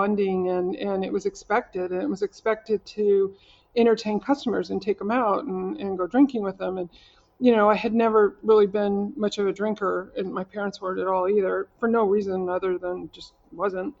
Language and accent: English; Oklahoma, United States; I'm from Oklahoma. I went to school in Oklahoma